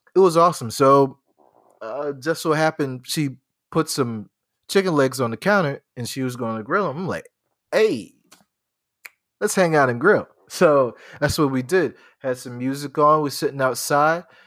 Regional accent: Charleston, South Carolina, United States; I grew up in Charleston. I know this. I know this people. I, I, I grew up here

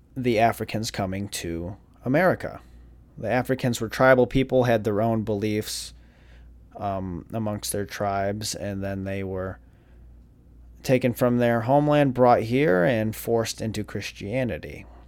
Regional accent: Jackson, Michigan, United States; now in Florida, United States; Jackson, Michigan

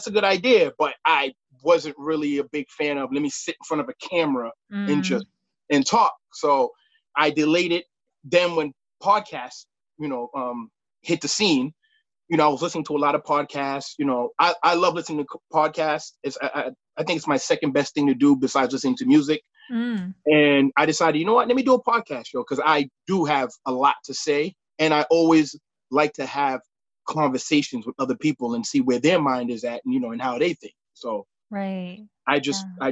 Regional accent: Boston, Massachusetts, United States; also born or lived in Brooklyn, New York; I'm from Boston, Massachusetts. I'm 39 years old. And my nationality, I'm Haitian. I was born in Brooklyn, New York.

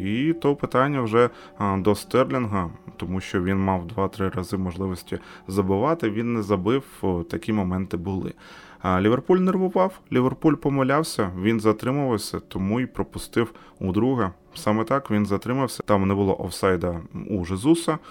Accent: Ukraine; Ми з України

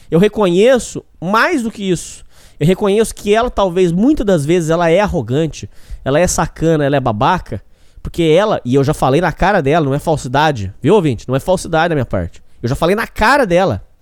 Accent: Minas Gerais, Brazil; Eu vim do estado de Minas Gerais. Estado de gente trabalhadora, honesta, correta. Minas Gerais não é igual São Paulo.

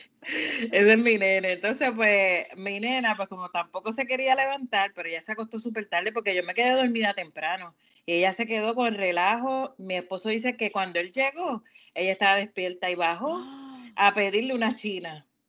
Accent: Puerto Rico; now in Maryland, United States; vengo de Puerto Rico, nací en Puerto Rico, pues soy latina.

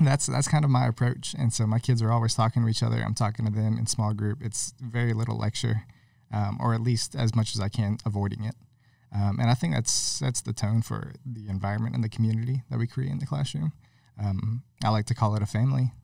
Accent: Bayou La Batre, Alabama, United States; also born or lived in California / Mobile, Alabama; we moved to Alabama when I was six.

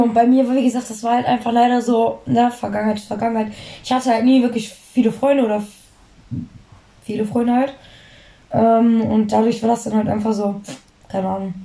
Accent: Duisburg, North Rhine-Westphalia, Germany; moved away; bei uns in Duisburg

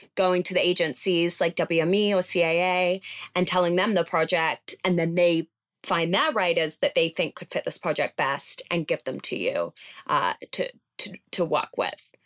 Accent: London, United Kingdom; moved away as an adult; now in Los Angeles, United States; I grew up in London

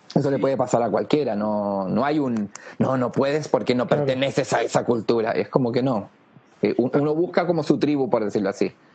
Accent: Chile; nosotros los que nacimos en Chile, por algo elegimos nacer en Chile

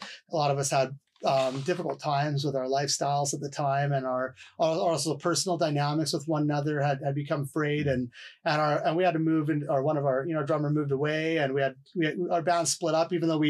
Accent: Vancouver, British Columbia, Canada; And also as a Canadian, I also do, I look up to Bob Rock as well, as a Vancouverite

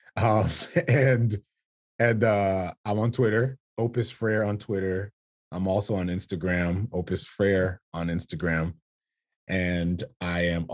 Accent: South Florida, United States; born and raised in South Florida

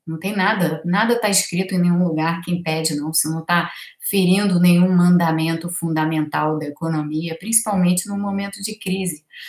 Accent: Brazil

